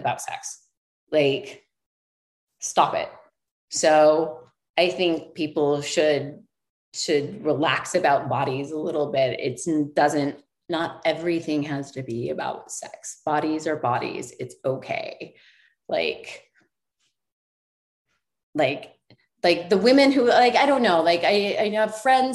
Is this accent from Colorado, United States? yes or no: yes; Colorado, United States; I was born in Colorado. So like I'm a mountain girl